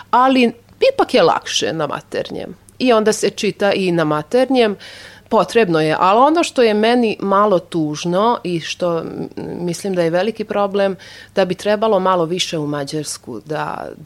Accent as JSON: {"language": "Croatian", "town": "Novi Sad", "region": "Vojvodina", "country": "Serbia", "tie": "born or raised there", "first_language": "Hungarian", "second_language": "Croatian", "said": "lakše da prevodim na mađarski, naravno, pošto mađarski znam mnogo bolje, iako sam odrasla tu u Novom Sadu, pa govorim solidno i srpski jezik"}